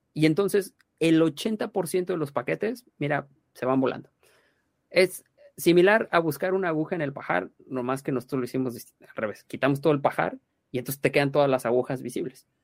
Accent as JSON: {"language": "Spanish", "country": "Mexico", "moved": "yes", "lives_now": "London, United Kingdom", "said": "Los dos fundadores somos mexicanos"}